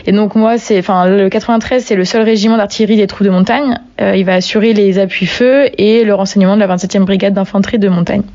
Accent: Brittany, France; moved away as an adult; also born or lived in Paris; je suis originaire de Bretagne, donc pas du tout de la montagne

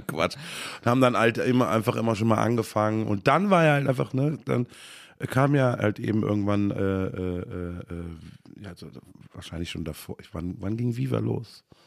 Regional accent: Bad Honnef, North Rhine-Westphalia, Germany; born or raised there; also born or lived in Cologne / Bad Godesberg

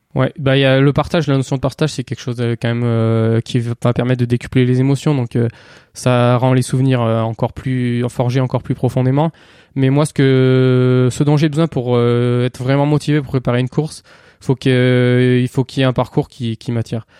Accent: Cantal, Auvergne-Rhône-Alpes, France; j'ai grandi dans le Cantal

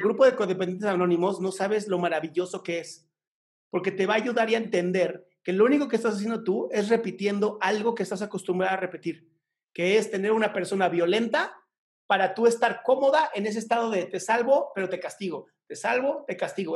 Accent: Mexico; Aquí en México decimos chancla que aviento

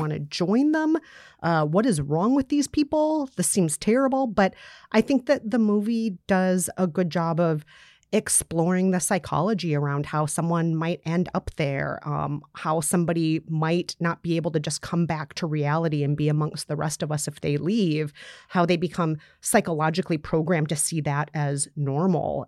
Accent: Minnesota, United States; I grew up in Minnesota, and tornado drills were a daily thing in school growing up in the springtime

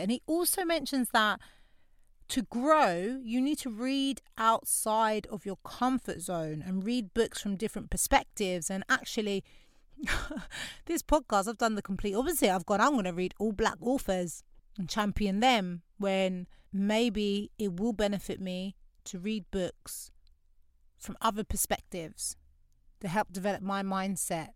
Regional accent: London, United Kingdom; also born or lived in Canada / Grenada (family); I grew up in Lewisham. It's a very diverse borough of London

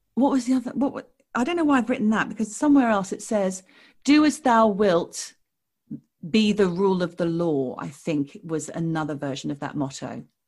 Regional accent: Australia; moved away as an adult; now in London, United Kingdom; we are Australian expats. We now live, I live in London

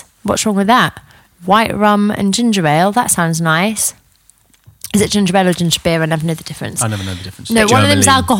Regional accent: North East England, United Kingdom; I'm a Geordie. I'm never going to fucking miss a flight.

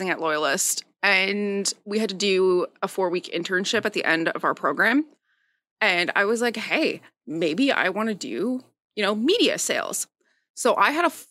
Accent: Timmins, Ontario, Canada; moved away as an adult; also born or lived in Toronto; now in Belleville, Canada; I grew up in Timmins

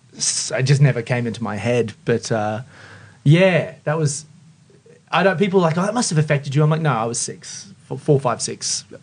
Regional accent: Queensland, Australia; also born or lived in Mount Isa / Emerald / Townsville / Brisbane; Brizzy. Brio. Well, Queensland.

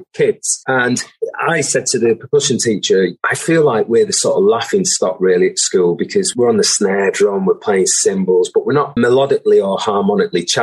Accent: Manchester, North West England, United Kingdom; I was from Burnage, you know, in South Manchester

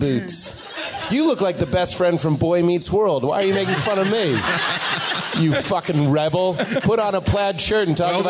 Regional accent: United States; I'm from America.

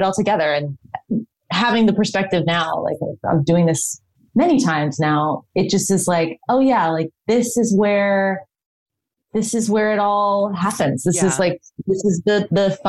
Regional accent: Chicago, Illinois, United States; moved away; I got to work in Chicago, which is my hometown.

